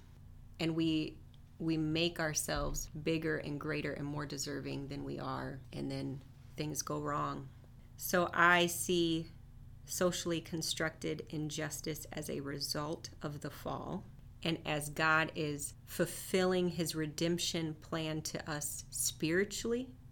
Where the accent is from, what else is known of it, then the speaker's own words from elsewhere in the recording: Minneapolis, Minnesota, United States; also born or lived in Detroit, Michigan; I was born in West Detroit, lived there until I was 5, and then my family moved for work to the Minneapolis area.